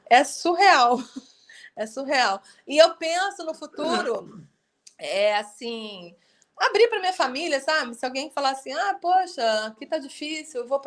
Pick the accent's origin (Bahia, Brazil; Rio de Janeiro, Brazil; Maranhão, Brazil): Rio de Janeiro, Brazil; eu, como carioca, estou doida para ir aí em Friburgo.